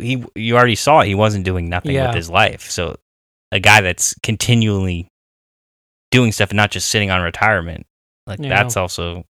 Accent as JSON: {"language": "English", "region": "California", "country": "United States", "said": "well, I'm like from Orange County."}